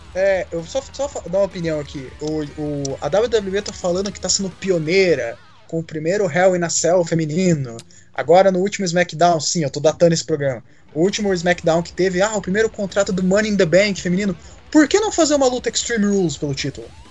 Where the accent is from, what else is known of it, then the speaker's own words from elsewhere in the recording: Curitiba, Paraná, Brazil; eu sou de Curitiba